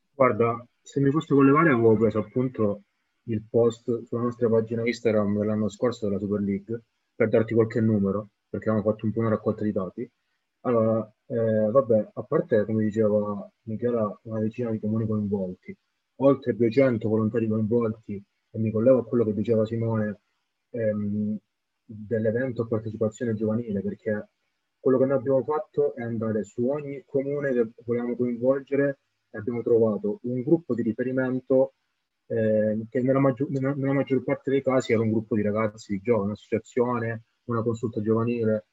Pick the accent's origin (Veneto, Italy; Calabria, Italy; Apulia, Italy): Calabria, Italy; Camini; io sono di, di, originario di Camini